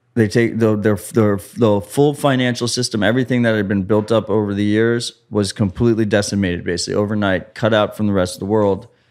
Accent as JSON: {"language": "English", "country": "United States", "said": "I'm American."}